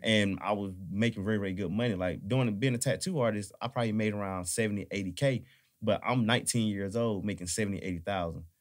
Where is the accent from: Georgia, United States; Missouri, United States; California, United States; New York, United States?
Georgia, United States; Atlanta; I'm from Atlanta